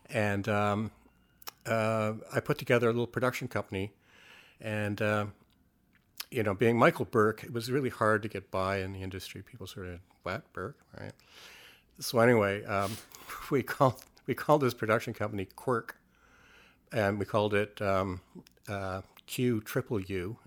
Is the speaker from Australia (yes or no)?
no; Canada; growing up in Canada